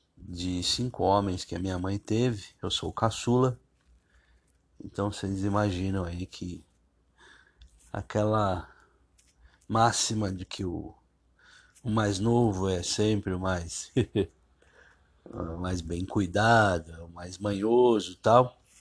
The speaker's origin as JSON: {"language": "Portuguese", "region": "São Paulo", "country": "Brazil", "tie": "born or raised there", "said": "eu cresci em São Miguel Paulista, um, um bairro de periferia"}